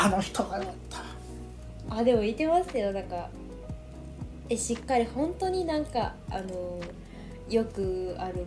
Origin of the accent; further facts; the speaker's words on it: Kansai, Japan; 私も関西人なんで